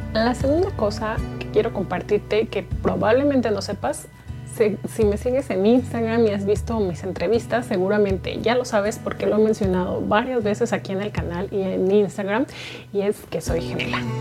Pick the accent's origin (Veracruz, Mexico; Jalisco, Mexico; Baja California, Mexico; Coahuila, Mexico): Jalisco, Mexico; Guadalajara; soy tapatía, tierra del mariachi y el tequila